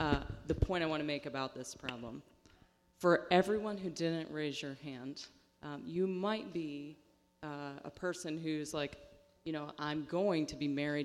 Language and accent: English; Western Pennsylvania, United States; I'm from Western Pennsylvania, which is the home of Blue Dog Democrats